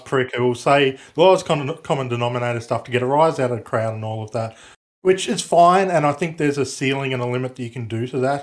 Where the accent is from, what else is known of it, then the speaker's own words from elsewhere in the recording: Australia; I'm Australian